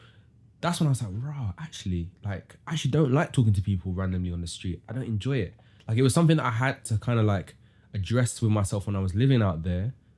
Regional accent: London, United Kingdom; when I'm in the UK, like, I'm like, I'm a Londoner.

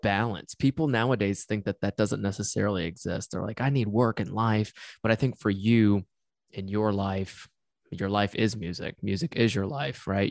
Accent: Tennessee, United States; moved away; I'm from Tennessee

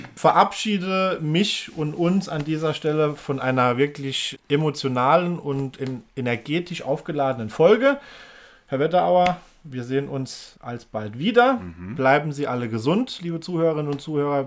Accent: Germany; ich fühle mich auch als Deutscher.

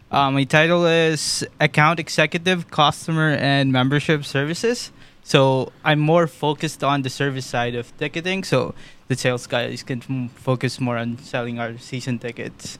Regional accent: Philippines; moved away as an adult; now in Ottawa, Canada; I was born in the Philippines in 2017. I moved here

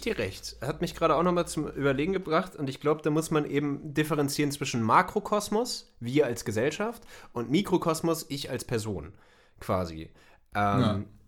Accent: Germany; wir als, als Deutsche

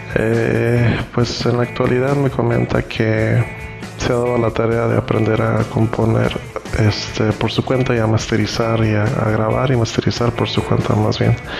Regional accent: Tijuana, Baja California, Mexico; also born or lived in Costa Rica; nací en Costa Rica de padres nicaragüenses pero pues a muy temprana edad nos venimos a Tijuana a vivir

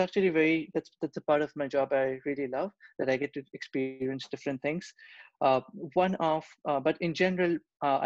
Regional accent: Kolkata, West Bengal, India; moved away as an adult; also born or lived in Europe; now in United States; I was born and brought up in Kolkata, India.

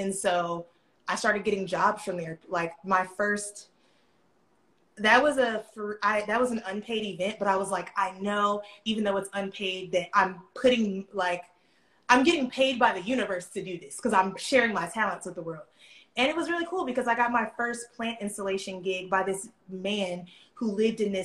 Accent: Atlanta, Georgia, United States; I'm from Atlanta. I've lived in Atlanta my entire life.

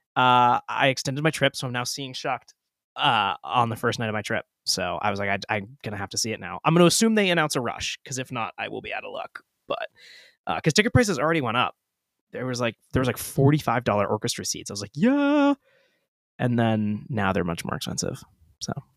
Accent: Portsmouth, New Hampshire, United States; Liam and I grew up in Portsmouth, New Hampshire

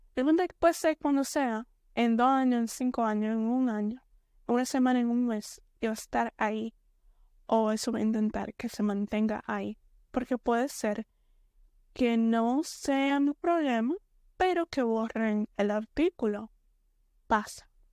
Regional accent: Dominican Republic; soy de la República Dominicana. entonces soy dominicana.

